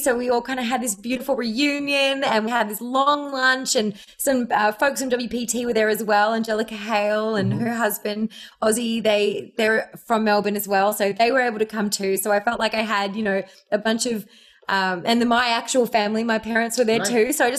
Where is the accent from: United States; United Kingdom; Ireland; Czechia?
Ireland; born there; I was born in Ireland. So my extended family's in Ireland. And then my family and all my best friends are in Australia.